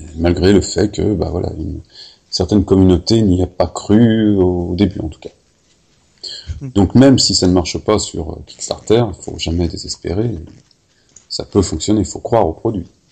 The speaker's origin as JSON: {"language": "French", "town": "Paris", "region": "Île-de-France", "country": "France", "accent": "Parisian", "said": "c'est mon accent parisien"}